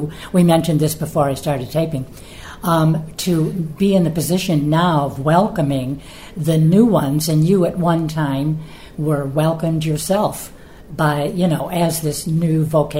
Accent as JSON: {"language": "English", "town": "Chicago", "region": "Illinois", "country": "United States", "moved": "yes", "lives_now": "Rome, Italy", "said": "I'm from Chicago, so I'm familiar with Mundelein."}